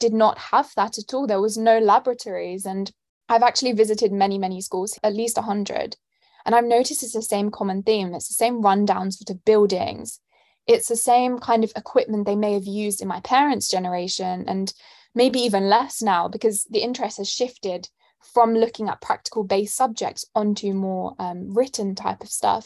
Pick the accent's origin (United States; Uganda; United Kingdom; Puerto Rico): United Kingdom; London; moved away as an adult; now in St Andrews, United Kingdom; I'm born and raised in London, as you can tell by my accent